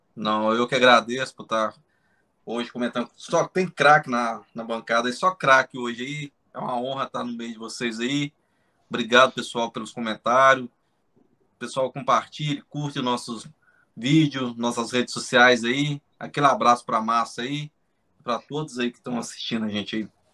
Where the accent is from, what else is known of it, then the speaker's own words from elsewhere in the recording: Governador Valadares, Minas Gerais, Brazil; lá da minha cidade, Governador Valadares